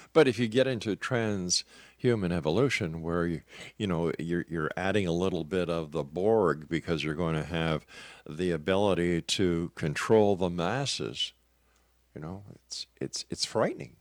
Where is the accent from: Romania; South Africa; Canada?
Canada; I'm a Canadian